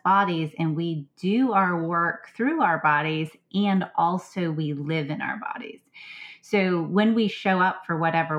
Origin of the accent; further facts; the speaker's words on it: Southwest Pennsylvania, United States; also born or lived in Blue Ridge Mountains, Virginia; now in Virginia, United States; I grew up actually in Southwest Pennsylvania, which is also part of the broader Appalachian chain.